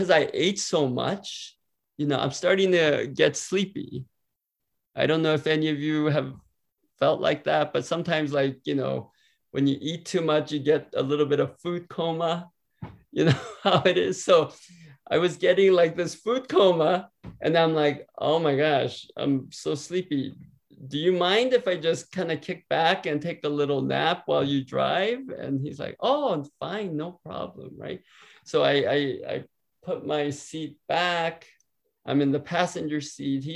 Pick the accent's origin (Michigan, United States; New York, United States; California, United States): California, United States; San Diego; I grew up in San Diego, California